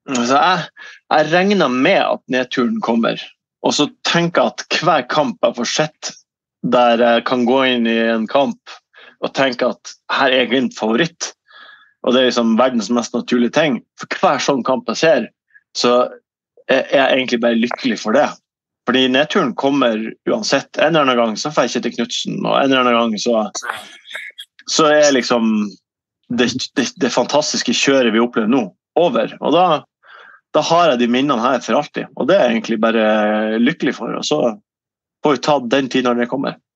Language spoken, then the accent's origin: Norwegian; Ørnes, Nordland, Norway; also born or lived in Bodø; now in Eastern Norway; så flytta vi til Ørnes, jeg og min far. Eh, og min, mine søsken også, selvfølgelig, og min, min mor, eh, da jeg var syv